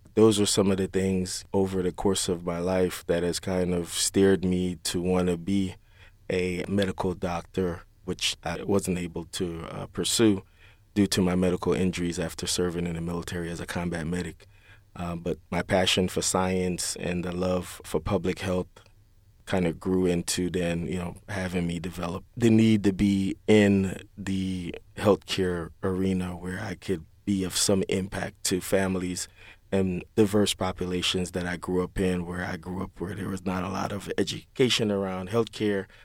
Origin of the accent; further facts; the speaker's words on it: Kingston, Jamaica; moved away; growing up in Kingston, Jamaica